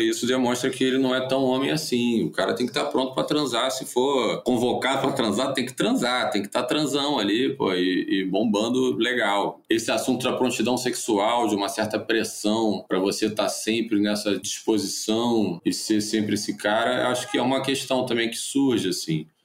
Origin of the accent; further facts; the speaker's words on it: Niterói, Rio de Janeiro, Brazil; also born or lived in São Paulo; now in Rio de Janeiro, Brazil; sou de Niterói, mas hoje moro na zona sul do Rio, já morei em São Paulo